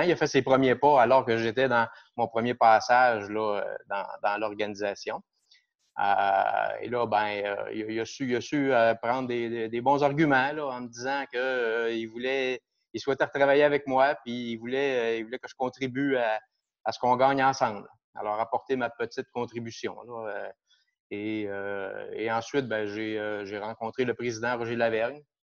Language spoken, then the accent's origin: French; Shawinigan, Quebec, Canada; also born or lived in Mont-Laurier; je suis natif de Shawinigan. Euh, j'ai toujours vécu ici